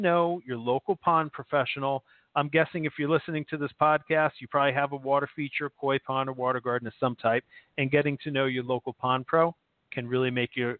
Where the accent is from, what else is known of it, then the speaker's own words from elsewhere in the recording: New Jersey, United States; I'm a guy from New Jersey